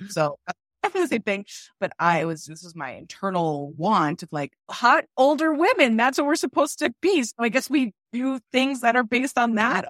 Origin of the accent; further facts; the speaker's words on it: New Jersey, United States; I'm from New Jersey